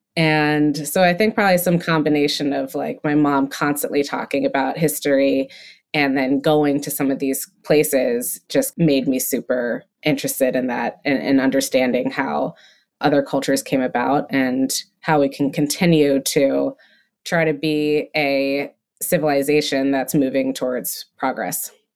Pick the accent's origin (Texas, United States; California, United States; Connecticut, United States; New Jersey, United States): Connecticut, United States; also born or lived in Massachusetts; I grew up in Massachusetts, raised in Connecticut